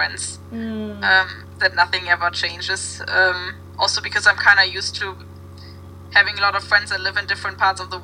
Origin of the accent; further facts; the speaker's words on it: Germany; now in Copenhagen, Denmark; I didn't know if I would stay in Copenhagen or if I would go home to Germany